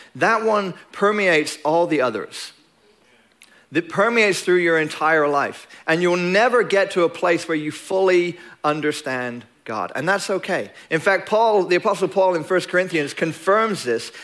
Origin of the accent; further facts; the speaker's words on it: England, United Kingdom; now in Longview, United States; I'm English